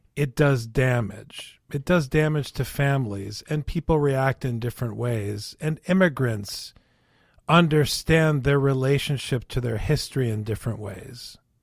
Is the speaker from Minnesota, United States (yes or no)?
yes; Minnesota, United States; growing up in Minnesota